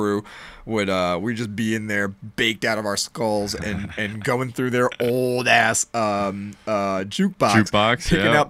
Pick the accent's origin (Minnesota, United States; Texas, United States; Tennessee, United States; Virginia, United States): Virginia, United States; Northern; moved away as an adult; also born or lived in Philadelphia; now in Georgia, United States; I'm from Northern Virginia. Is where I grew up